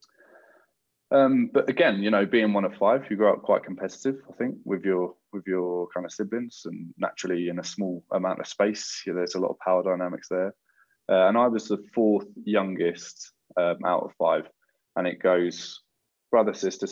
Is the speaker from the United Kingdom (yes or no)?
yes; Croydon, London, United Kingdom; growing up in Croydon in particular, you're very aware of almost every walk of life